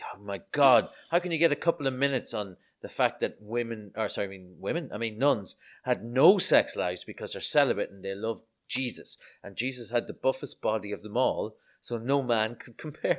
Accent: Ireland; growing up in Ireland in the, in the seventies, sorry, the seventies, I was born in nineteen eighty-one, but in the eighties and nineties

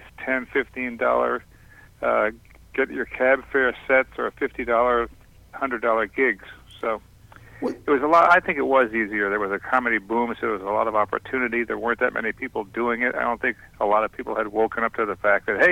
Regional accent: Boston, Massachusetts, United States; I'm from Boston, but I didn't start in Boston

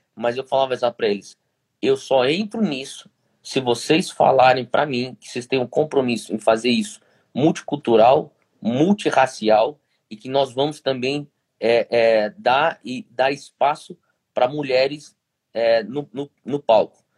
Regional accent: Brazil; nós brasileiros

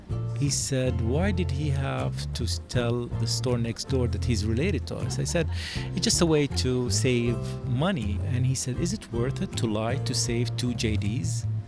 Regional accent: Jerusalem, Palestine; moved away as an adult; also born or lived in United States; now in Jordan; Originally, I'm Palestinian. I was born in Jerusalem, graduated, finished high school from Jerusalem, then came to the U.S. I lived in the U.S. for 22 years, and then went back to Jordan, and now I'm between Jordan and the U.S.

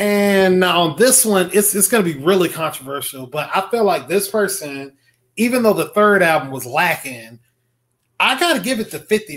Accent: the South, United States; I'm a Southerner

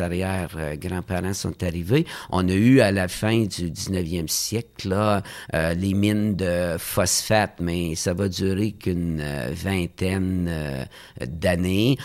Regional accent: Gatineau, Quebec, Canada; je suis né à Hull, mais je n'oublie pas mes racines à Notre-Dame de la Salette

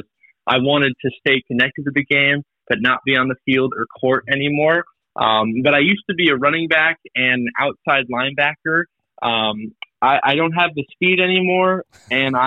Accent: Portland, Oregon, United States; moved away as an adult; also born or lived in Spokane, Washington / Syracuse; now in New Bern, United States; I'm from Portland, Oregon. Born and raised there.

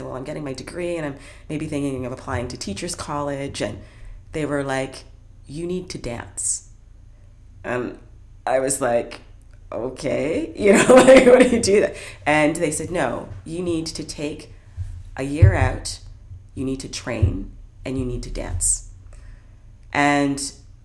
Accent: Brantford, Ontario, Canada; I grew up in Brantford, Ontario

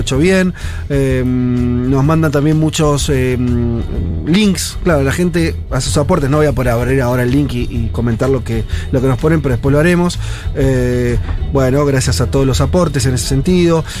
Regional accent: Argentina; nosotros como argentinos

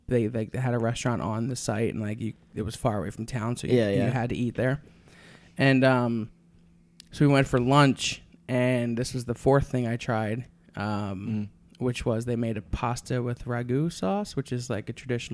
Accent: United States; I'm American trash

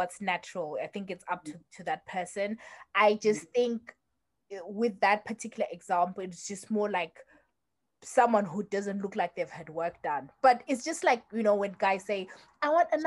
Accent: Zimbabwe; moved away; we grew up in Zim

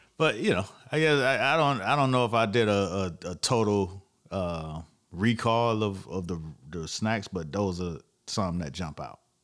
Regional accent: Florida, United States; I'm from Florida

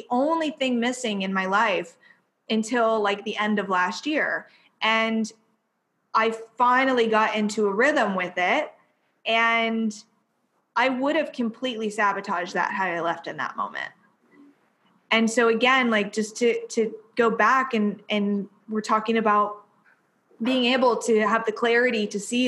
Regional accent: near Columbus, Ohio, United States; moved away as an adult; I live like 45 minutes from Columbus, Ohio, and it's real sleepy here. This is my hometown.

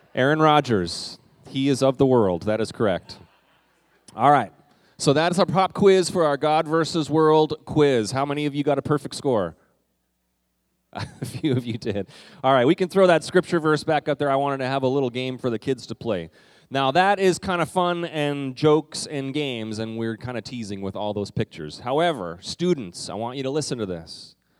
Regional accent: Canada; moved away; When I was in the fourth grade, what we did, um, and this was in Canada

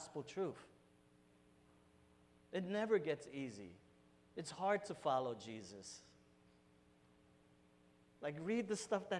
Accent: New York City, New York, United States; I'm Puerto Rican, I'm from New York. I hung out in bodegas my whole life

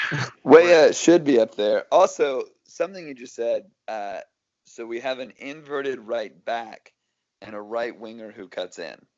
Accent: United States; as American soccer fans

